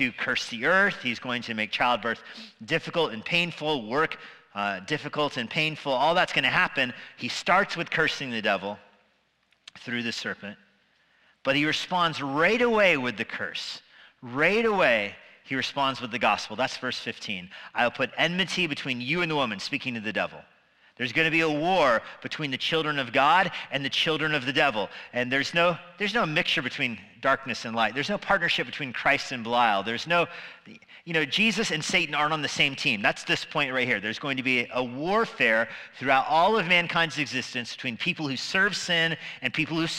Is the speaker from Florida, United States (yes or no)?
no; Albuquerque, New Mexico, United States; now in Virginia, United States; I grew up in Albuquerque